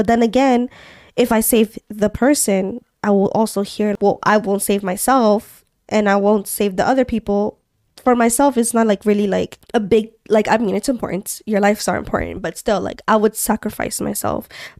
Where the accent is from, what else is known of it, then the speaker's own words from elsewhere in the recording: Montreal, Quebec, Canada; Since we're from Montreal, we can talk about also like, what have you, these couple weeks we've been exploring more.